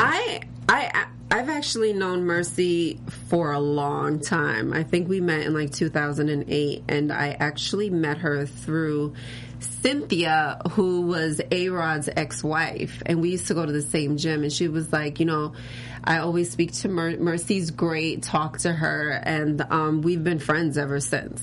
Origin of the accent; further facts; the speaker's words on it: New York, United States; also born or lived in Florida; now in Los Angeles, United States; I was born and raised in New York, but then I moved to Florida. So then I was there for like seven years, and then I moved here